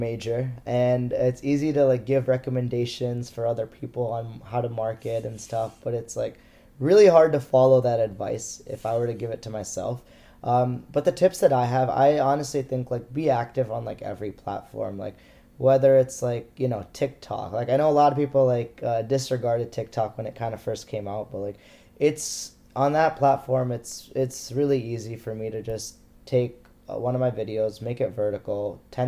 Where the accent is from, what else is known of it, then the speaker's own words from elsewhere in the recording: United States; As an Indian American